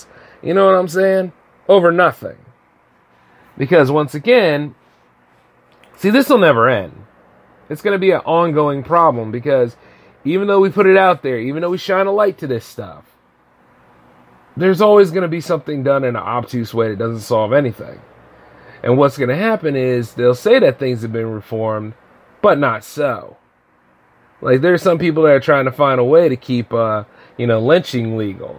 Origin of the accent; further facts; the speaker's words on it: United States; I love being an American